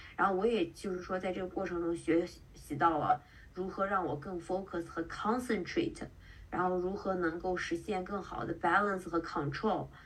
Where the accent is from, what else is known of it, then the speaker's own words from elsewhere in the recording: Qingdao, Shandong, China; also born or lived in Bay Area, United States / Seattle, United States / New York, United States / Canada; now in San Francisco Bay Area, United States; 我是青岛人，然后我在湾区生活了，嗯，两年的时间，然后中间在西雅图待了一年，在西雅图之前我在纽约